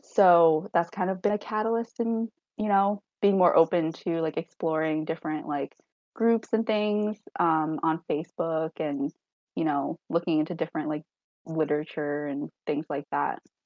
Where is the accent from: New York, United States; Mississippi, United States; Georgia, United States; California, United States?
New York, United States; Long Island; also born or lived in Hangzhou, China; Now I live on Long Island where I grew up